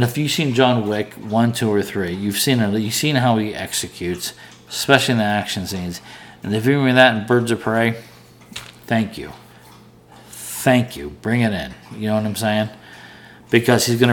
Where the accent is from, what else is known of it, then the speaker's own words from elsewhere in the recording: Pittsburgh, Pennsylvania, United States; I'm from Pittsburgh